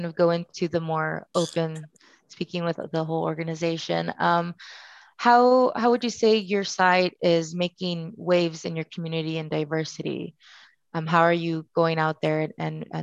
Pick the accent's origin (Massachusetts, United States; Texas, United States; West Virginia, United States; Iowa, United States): Texas, United States; Rio Grande Valley; now in Austin, United States; I come from the Rio Grande, but you know, there are situations for me personally. I don't speak 100% fluent Spanish